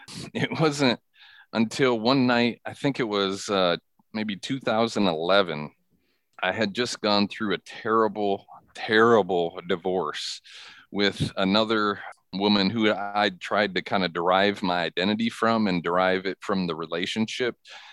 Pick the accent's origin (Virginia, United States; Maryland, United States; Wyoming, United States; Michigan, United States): Michigan, United States; Yeah, well, I grew up in Michigan. I grew up in a imperfect yet Christian home.